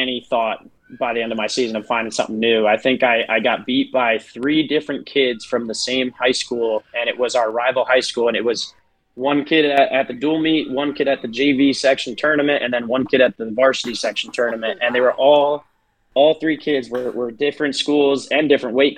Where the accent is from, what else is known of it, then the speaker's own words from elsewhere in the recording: New York, United States; moved away as an adult; now in Clinton, South Carolina, United States; I'm actually from New York originally